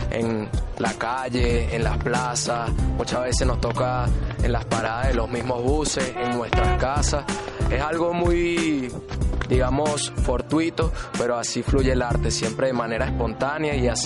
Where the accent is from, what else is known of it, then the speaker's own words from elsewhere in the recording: Maracay, Aragua, Venezuela; now in Medellín, Colombia; Estamos en la ciudad de Medellín, provenimos de Venezuela, yo de Maracay, mi compañero de Valencia.